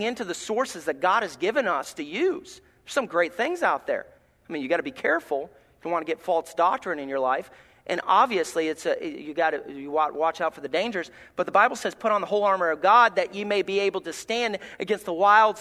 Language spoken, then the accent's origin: English; Alabama, United States; moved away; I'm from Alabama.